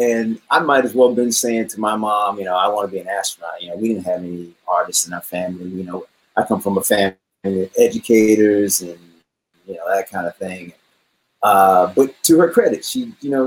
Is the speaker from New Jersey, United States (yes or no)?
no; Raleigh, North Carolina, United States; now in California, United States; I grew up in Raleigh, North Carolina